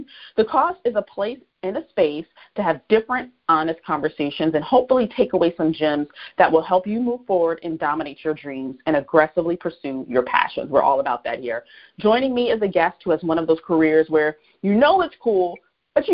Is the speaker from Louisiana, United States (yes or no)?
yes; Alexandria, Louisiana, United States; Fort Polk is right around the corner from where I grew up in Alexandria.